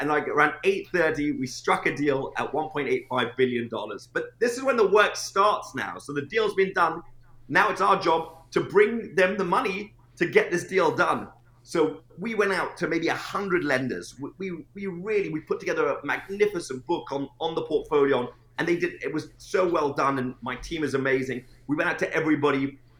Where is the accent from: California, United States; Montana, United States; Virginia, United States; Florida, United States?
Virginia, United States; Norfolk; I'm from Norfolk, Virginia, and I was flying from New York.